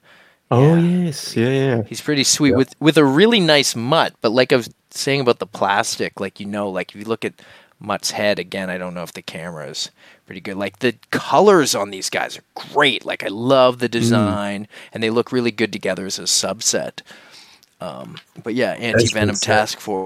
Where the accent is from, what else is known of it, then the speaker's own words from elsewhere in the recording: Nova Scotia, Canada; I grew up in Nova Scotia where we have a lot of lobster